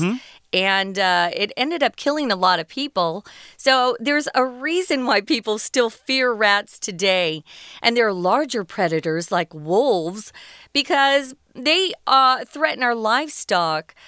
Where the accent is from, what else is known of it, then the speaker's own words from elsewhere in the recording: Arizona, United States; I grew up in Arizona and we had a lot of black widows.